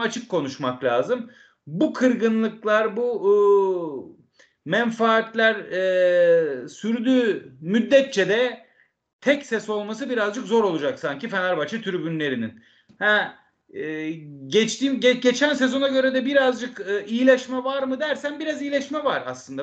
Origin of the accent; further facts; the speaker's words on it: Istanbul, Turkey; Ben İstanbulluyum